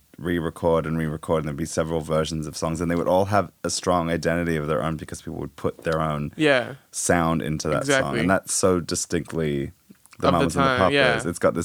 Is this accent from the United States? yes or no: yes; Southern California, United States; growing up in Southern California